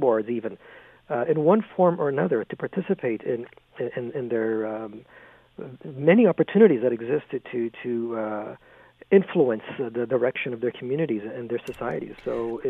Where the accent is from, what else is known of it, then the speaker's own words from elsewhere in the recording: Canada; being Canadian